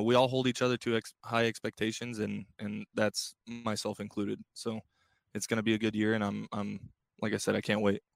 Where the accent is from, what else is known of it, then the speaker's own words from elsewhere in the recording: Bay Area, California, United States; growing up in the Bay Area and, and, you know, growing up an A's fan